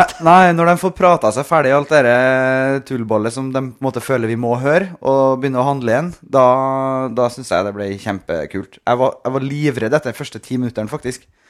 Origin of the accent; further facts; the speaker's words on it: Norway; hjemme i Norge